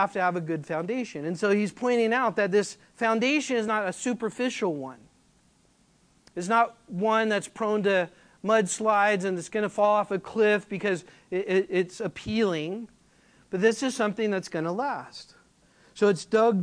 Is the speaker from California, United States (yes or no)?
yes; California, United States; now in Flower Mound, United States; I'm from California.